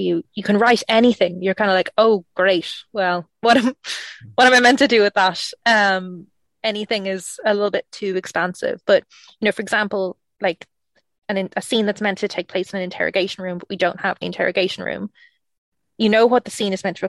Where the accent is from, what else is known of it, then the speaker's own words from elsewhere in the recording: Ireland; I'm Irish